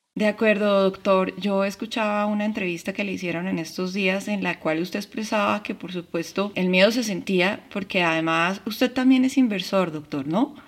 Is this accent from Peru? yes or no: no; Colombia; mi país Colombia